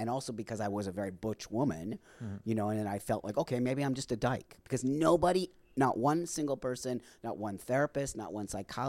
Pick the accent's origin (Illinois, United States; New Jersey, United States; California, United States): California, United States; Los Angeles; I grew up in the San Fernando Valley. I was a Valley girl.